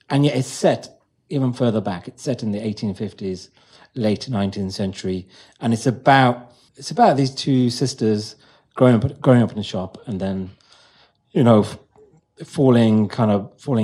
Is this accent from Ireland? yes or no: no; Wolverhampton, West Midlands, United Kingdom; now in London, United Kingdom; I grew up in Wolverhampton